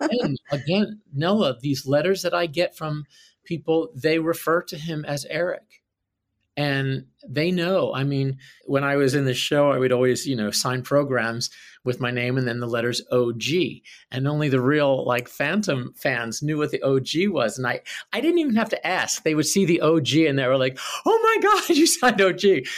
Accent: Philadelphia, Pennsylvania, United States; I grew up in Philadelphia

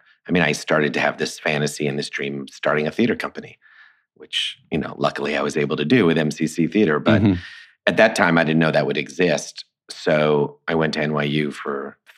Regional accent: Long Island, New York, United States; I grew up in Long Island

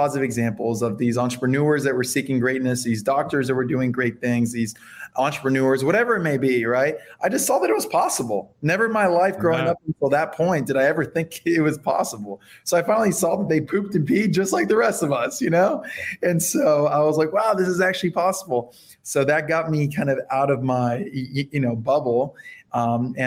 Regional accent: Fort Lauderdale, Florida, United States; first language Spanish; English is a second language; also born or lived in Miami, Florida; I was born and raised in Fort Lauderdale, Florida. I was born in Miami

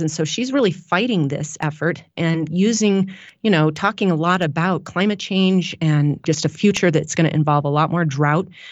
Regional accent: Walden, Colorado, United States; also born or lived in Washington State; I grew up in a tiny little town called Walden, Colorado, which is the very most northern edge

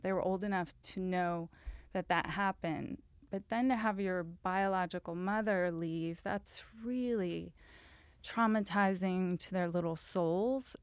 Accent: Louisiana, United States; moved away; I'm a screenwriter, and I'm, I'm from Louisiana

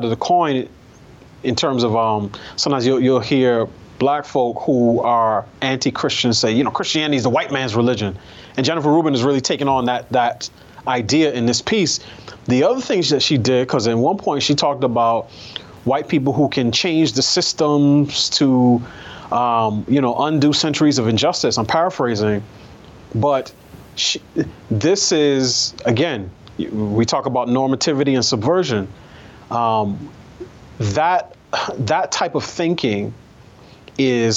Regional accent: New York City, New York, United States; I grew up in New York.

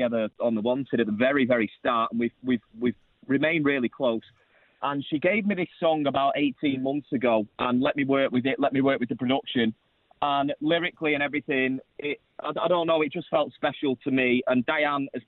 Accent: Manchester, North West England, United Kingdom; I'm actually in Manchester now, in my hometown

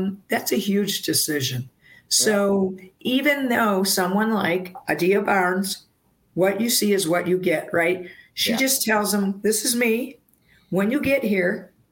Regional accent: Wisconsin, United States; moved away; I was from Wisconsin

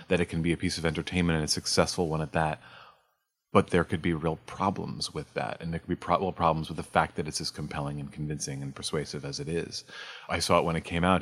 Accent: New York, United States; I grew up in New York

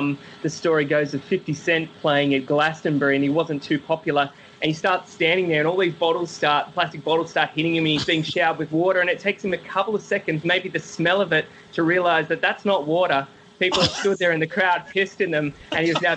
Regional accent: Sydney, New South Wales, Australia; I'm from Sydney

